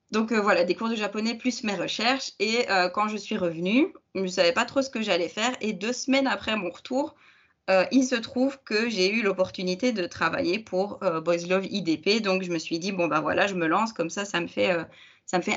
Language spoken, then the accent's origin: French; Belgium; je suis belge